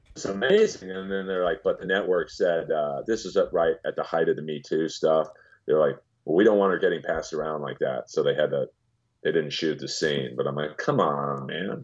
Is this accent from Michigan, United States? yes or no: no; Los Angeles, California, United States; I grew up in the hills of Bel Air.